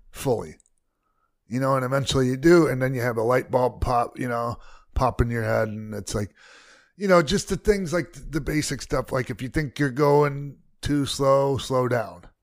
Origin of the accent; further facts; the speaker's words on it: Tampa, Florida, United States; moved away; it was in my hometown